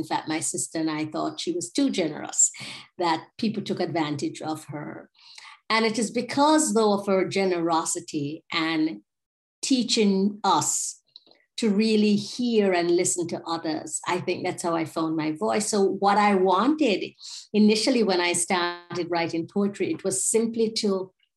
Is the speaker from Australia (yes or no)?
no; Jamaica; moved away; I'm from here